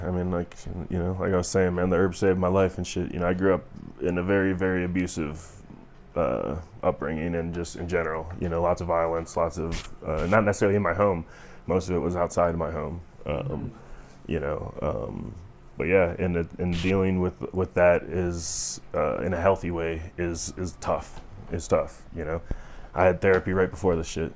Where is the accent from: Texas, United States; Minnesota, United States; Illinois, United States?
Illinois, United States; Chicago; now in Colorado, United States; growing up in Chicago